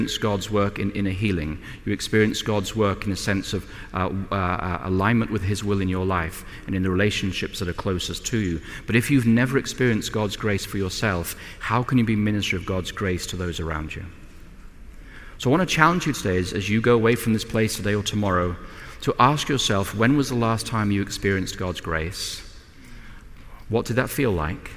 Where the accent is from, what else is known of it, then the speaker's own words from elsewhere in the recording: England, United Kingdom; as an Englishman